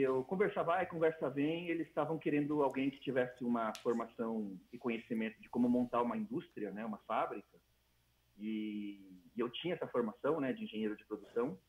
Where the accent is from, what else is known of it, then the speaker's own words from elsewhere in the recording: São Paulo, Brazil; moved away as an adult; also born or lived in Dom Eliseu, Pará; Quando eu saí de São Paulo, mesmo com 26 anos